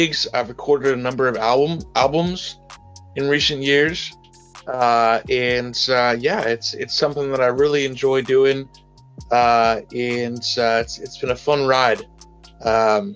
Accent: Walnut Creek, California, United States; I'm from Northern California. I grew up in the East Bay, which is about a 30-minute drive from San Francisco east, in a city called Walnut Creek.

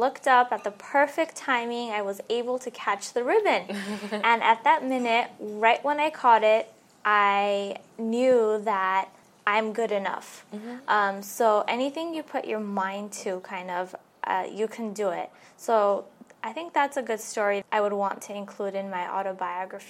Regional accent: Los Angeles, California, United States; I grew up here in LA. I was born in Hollywood, and I lived in Valley Glen for all my life.

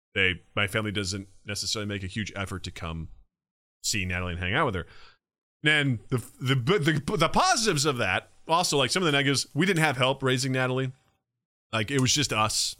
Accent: Kirksville, Missouri, United States; moved away as an adult; growing up in Kirksville, I mean, I kinda knew our neighbors

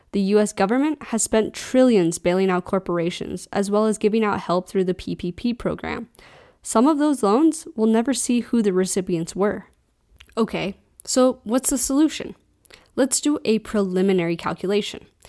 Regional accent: United States; as an American

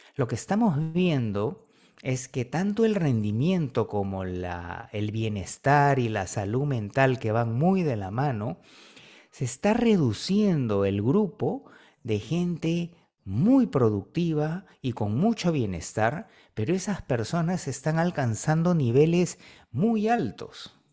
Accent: Peru; aquí en el Perú

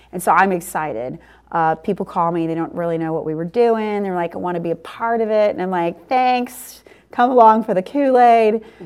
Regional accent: New Orleans, Louisiana, United States; now in Houston, United States; I come from New Orleans

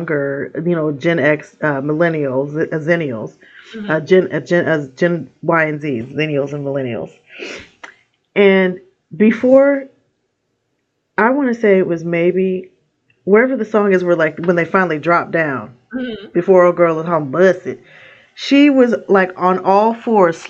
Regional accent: Portland, Oregon, United States; I am from Portland, Oregon, born and raised, although I've lived other places. Portland is my home.

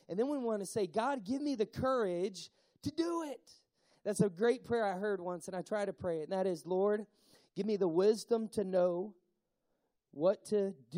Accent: Tennessee, United States; I'm from Tennessee

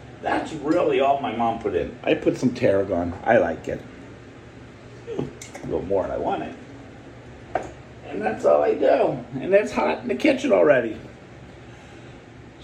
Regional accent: the North, United States; I'm from the North

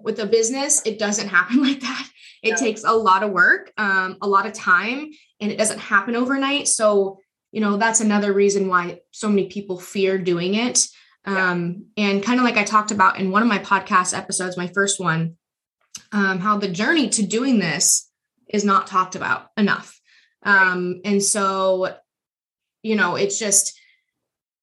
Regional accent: Auburn, Nebraska, United States; I'm from Auburn.

